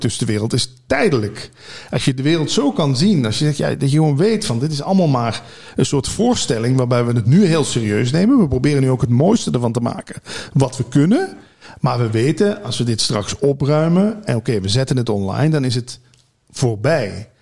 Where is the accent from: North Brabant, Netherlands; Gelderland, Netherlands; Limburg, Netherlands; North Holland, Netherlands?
Limburg, Netherlands; moved away as an adult; also born or lived in Hilversum; Ik ben natuurlijk uit Limburg verhuisd naar Hilversum om bij die radio te werken